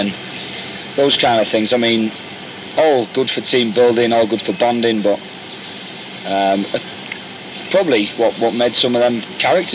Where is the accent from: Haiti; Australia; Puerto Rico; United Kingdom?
United Kingdom; Manchester, North West England; my job as a Mancunian centre half